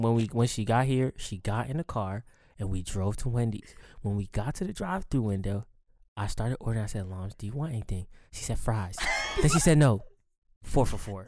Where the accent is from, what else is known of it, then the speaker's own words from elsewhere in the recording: Baltimore, Maryland, United States; I grew up in Baltimore